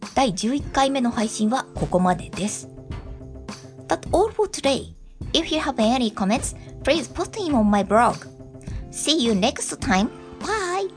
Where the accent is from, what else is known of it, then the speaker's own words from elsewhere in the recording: Japan; 私のようなずっと日本に住んでいる人